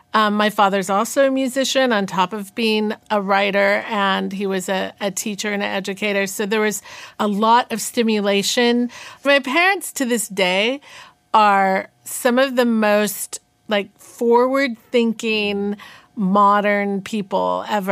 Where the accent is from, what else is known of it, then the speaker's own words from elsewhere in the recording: Northern California, United States; also born or lived in New York; I was born in New York, but raised in Northern California